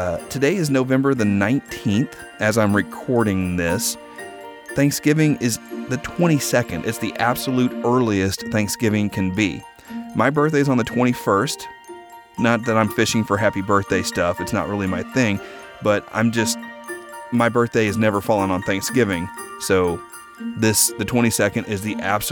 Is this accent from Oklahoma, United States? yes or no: yes; Oklahoma, United States; now in Los Angeles, United States; growing up in Oklahoma